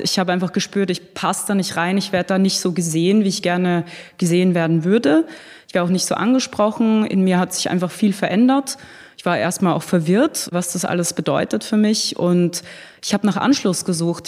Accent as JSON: {"language": "German", "country": "Austria", "moved": "yes", "lives_now": "Berlin, Germany", "said": "Ich bin ursprünglich aus Österreich."}